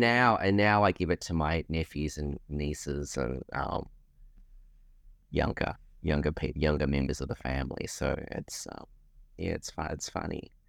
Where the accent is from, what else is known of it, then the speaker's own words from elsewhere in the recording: Australia; being Australian